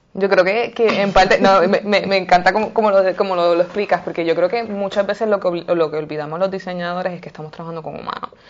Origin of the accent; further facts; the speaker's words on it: Puerto Rico; escuché de un proyecto que se estaba generando en mi país, Puerto Rico